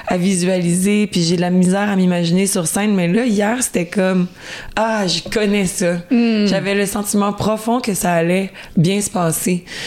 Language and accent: French; Quebec, Canada; chez moi au Québec